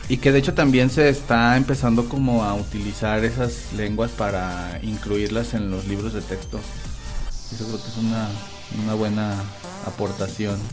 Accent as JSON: {"language": "Spanish", "region": "Guanajuato", "country": "Mexico", "said": "en Guanajuato tenemos una zona"}